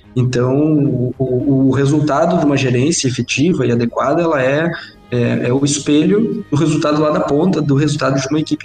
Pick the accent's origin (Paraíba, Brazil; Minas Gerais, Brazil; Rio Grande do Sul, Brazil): Rio Grande do Sul, Brazil; Itaqui; moved away as an adult; now in Santa Maria, Brazil; eu estava acostumado sempre a morar, sempre morei em Itaqui, cidade pequena do interior